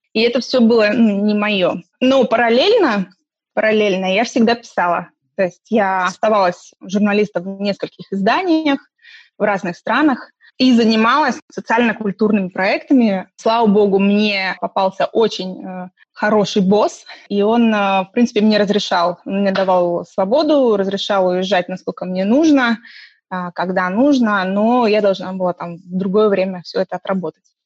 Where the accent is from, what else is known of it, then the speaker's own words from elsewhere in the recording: Estonia; moved away as an adult; also born or lived in Khabarovsk, Russia; now in London, United Kingdom; мне из Эстонии, э, где я выросла